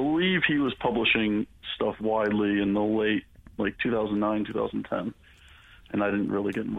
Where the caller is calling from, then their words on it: Scranton, Pennsylvania, United States; Yeah, I'm in Scranton, PA.